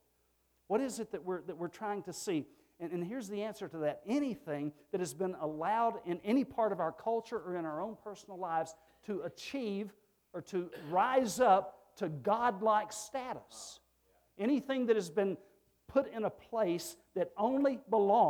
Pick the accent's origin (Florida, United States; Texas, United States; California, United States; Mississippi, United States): Texas, United States; moved away